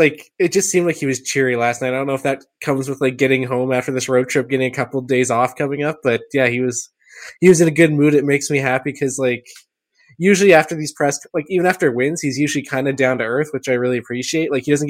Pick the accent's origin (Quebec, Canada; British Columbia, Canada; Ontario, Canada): Quebec, Canada; I remember all of his stories, like we grew up ice fishing in Quebec and I froze my hands off